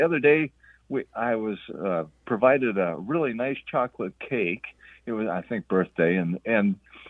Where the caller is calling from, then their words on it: Fargo, North Dakota, United States; up in Fargo, North Dakota. Frosty Fargo.